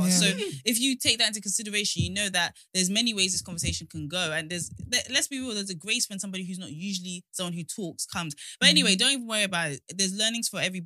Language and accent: English; Nigeria; I'm Nigerian